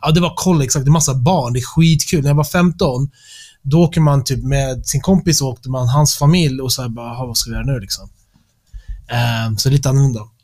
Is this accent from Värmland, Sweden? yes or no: no; Stockholm, Stockholm County, Sweden; Jag växte upp i Stockholm